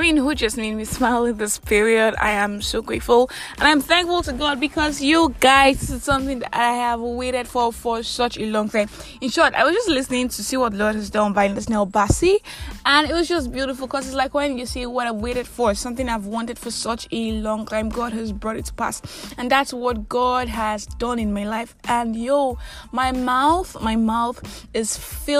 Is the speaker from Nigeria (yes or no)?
yes; Nigeria; I'm that Nigerian Christian Talkaholic